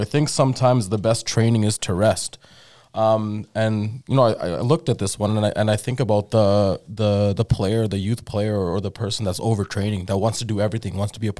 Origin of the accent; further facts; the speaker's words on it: Durban, KwaZulu-Natal, South Africa; now in Edmonton, Canada; We're both from Durban.